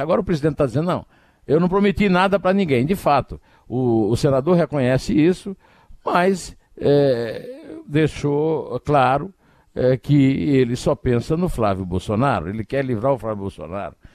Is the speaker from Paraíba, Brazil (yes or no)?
yes; Campina Grande, Paraíba, Brazil; lá na minha cidade, lá em Campina Grande